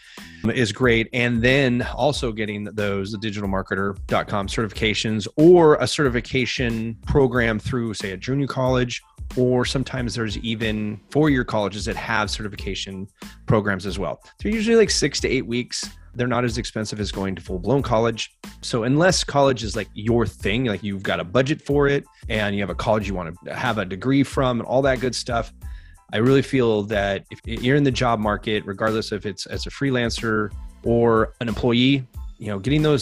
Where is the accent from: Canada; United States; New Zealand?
United States; California; also born or lived in England; I grew up in California